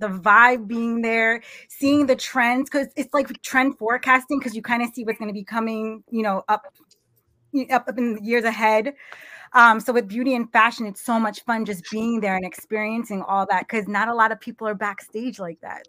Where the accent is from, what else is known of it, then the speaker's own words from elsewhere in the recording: New York, United States; I talk fast because I'm from New York